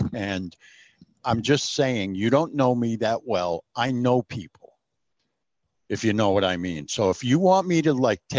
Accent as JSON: {"language": "English", "region": "New York", "country": "United States", "tie": "born or raised there", "moved": "yes", "said": "I grew up in New York."}